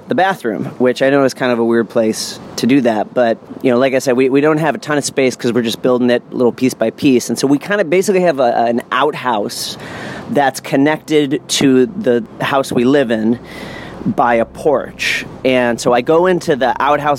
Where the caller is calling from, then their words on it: New Orleans, Louisiana, United States; I'm calling from New Orleans, Louisiana